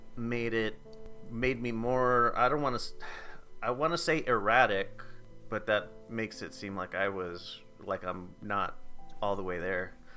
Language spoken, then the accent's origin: English; United States; accent: American; my American accent